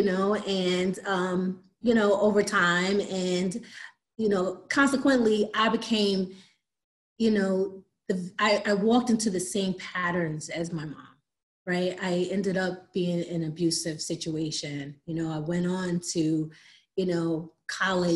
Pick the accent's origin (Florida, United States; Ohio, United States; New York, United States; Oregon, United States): New York, United States; Long Island; moved away as an adult; also born or lived in Miami; now in Atlanta, United States; Growing up in Long Island